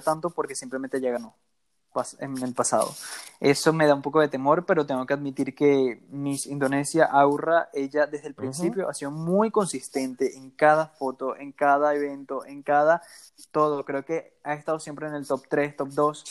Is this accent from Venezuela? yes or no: yes; Venezuela; Soy venezolano